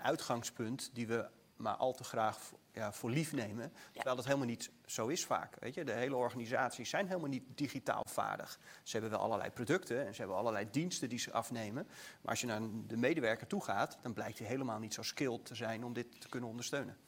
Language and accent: Dutch; Netherlands; wij in Nederland